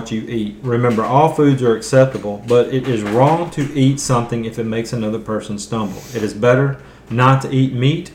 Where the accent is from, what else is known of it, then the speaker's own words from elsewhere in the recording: the South, United States; because I'm from the South